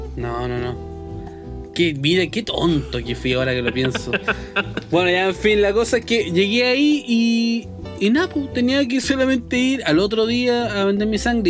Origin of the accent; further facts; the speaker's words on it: Chile; toda la gente que, que vive en nuestro país